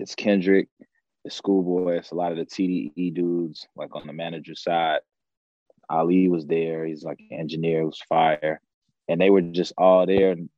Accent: Chicago, Illinois, United States; growing up in Chicago

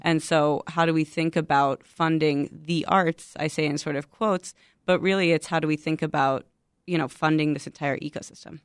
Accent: Chicago, Illinois, United States; I'm from Chicago, born and raised in Chicago

